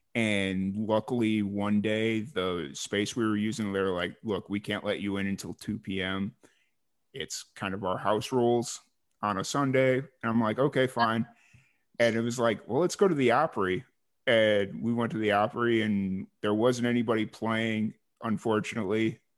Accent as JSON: {"language": "English", "town": "Chicago", "region": "Illinois", "country": "United States", "moved": "as an adult", "said": "originally I'm from Chicago"}